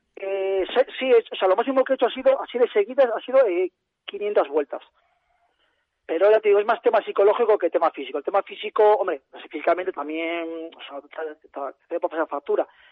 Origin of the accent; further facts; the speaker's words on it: Bilbao, Basque Country, Spain; moved away; soy Bilbao, soy nacido en Bilbao, pero sí, sí, la verdad que llevo aquí tiempo ya